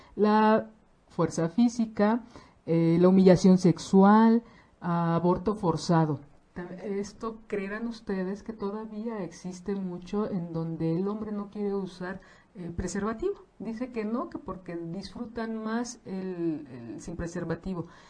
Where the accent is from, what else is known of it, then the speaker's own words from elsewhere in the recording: Mexico; como mexicanos